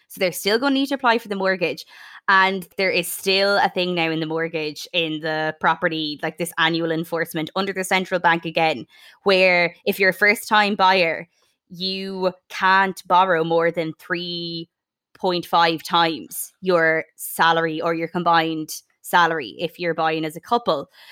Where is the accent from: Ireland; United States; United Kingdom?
Ireland; Sligo, Connacht; my home town of Sligo